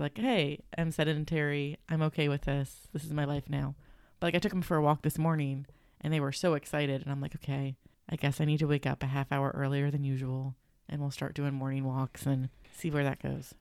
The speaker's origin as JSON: {"language": "English", "town": "Cincinnati", "region": "Ohio", "country": "United States", "tie": "born or raised there", "said": "it's my hometown"}